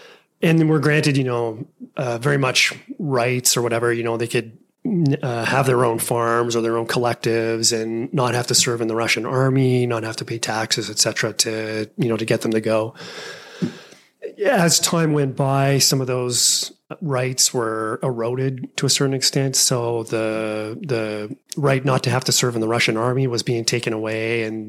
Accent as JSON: {"language": "English", "region": "Alberta", "country": "Canada", "tie": "born or raised there", "said": "my family always settled, always lived in Alberta. And it's a very, all the names in my hometown, or the home area where we're at, the farming community, is very Germanic."}